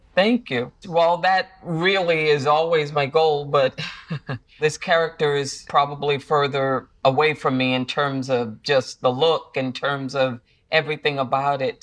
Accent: Central Falls, Rhode Island, United States; moved away; that little girl growing up in Central Falls.

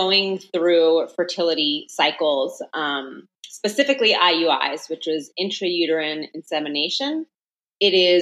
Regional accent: Long Island, New York, United States; I'm from New York, born and raised on Long Island.

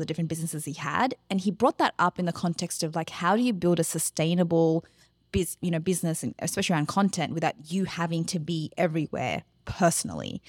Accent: Australia; as Australians, because that's who we are

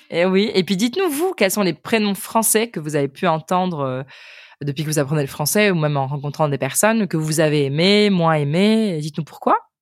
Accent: Ukraine; French is a second language; je viens d'Ukraine et en fait j'ai commencé à apprendre le français

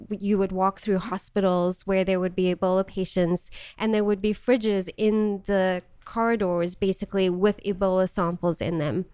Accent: Johannesburg, Gauteng, South Africa; moved away as an adult; also born or lived in Charlotte, North Carolina / Missouri; now in United States; I was born in Johannesburg, South Africa, and lived there for 18 years, born and raised

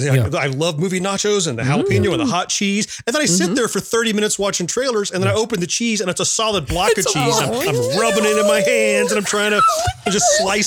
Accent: Florida, United States; I grew up in Florida, which is just incredibly spread out and there's nothing close to anything else.

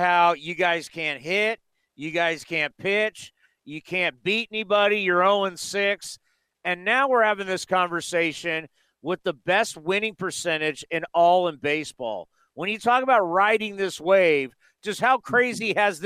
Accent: San Diego, California, United States; moved away; I'm originally from San Diego.

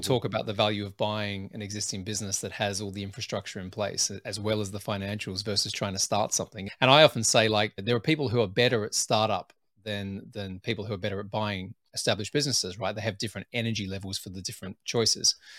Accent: Adelaide, South Australia, Australia; moved away as an adult; also born or lived in Sydney, Australia / United Kingdom; where I grew up in Adelaide, South Australia

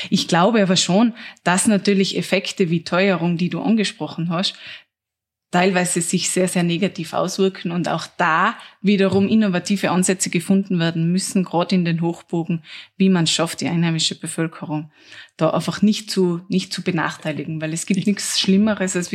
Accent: Tyrol, Austria; Ich bin ja selber aus dem Zillertal, eine der tourismusintensivsten Regionen überhaupt.

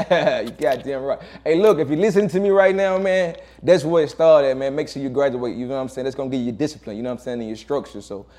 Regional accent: Macon, Georgia, United States; also born or lived in Warner Robins, Georgia / Hawkinsville, Georgia / Perry, Georgia; Man, I grew up, man, what we trying to talk about? Macon, Georgia, you know what I'm saying? Macon, Georgia, down south

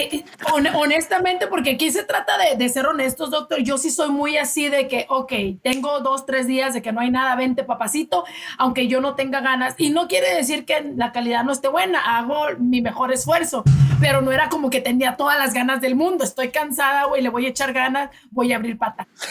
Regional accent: Delicias, Chihuahua, Mexico; mexicana de Chihuahua y ay, de delicias de un pueblito chiquito, ciudad chiquita

